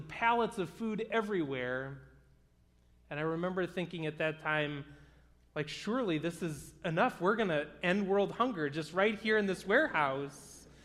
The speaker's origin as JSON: {"language": "English", "town": "Bloomfield Hills", "region": "Michigan", "country": "United States", "tie": "born or raised there", "said": "I grew up in the Michigan area, and I went to school not too far from here in Bloomfield Hills."}